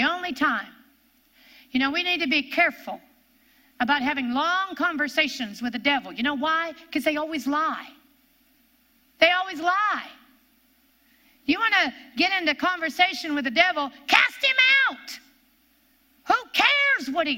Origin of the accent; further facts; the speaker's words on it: Ohio, United States; accent: Ohio; my Ohio accent